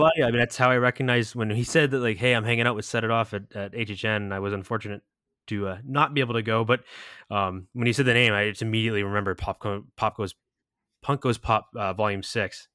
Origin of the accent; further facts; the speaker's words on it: New England, United States; we're both from New England, so, like, originally